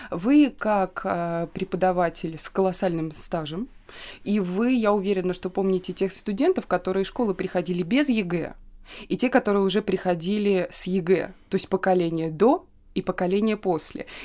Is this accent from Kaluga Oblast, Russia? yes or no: yes; Kaluga, Kaluga Oblast, Russia; moved away as an adult; now in Saint Petersburg, Russia; потому что я приехала в новый город, я из Калуги переехала в Петербург. Я жила в общаге